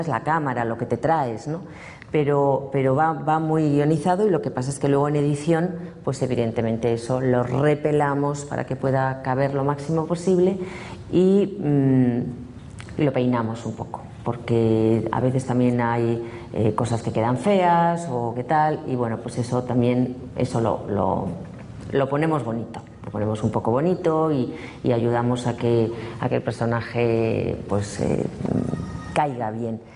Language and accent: Spanish; Spain; somos un país de gente muy preparada y que cuando salimos de España